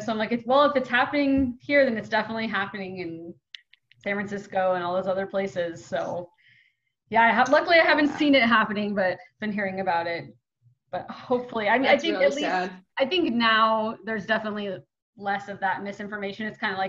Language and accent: English; China; English is a second language; As I say, I'm from China.